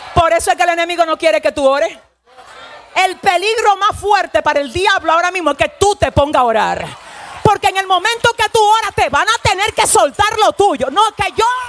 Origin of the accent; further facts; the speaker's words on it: Dominican Republic; yo soy dominicana